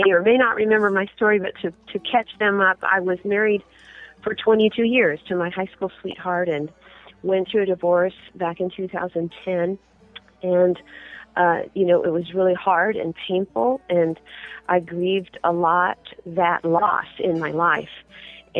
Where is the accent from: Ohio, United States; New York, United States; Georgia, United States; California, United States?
California, United States; Southern; I was born and raised in Southern California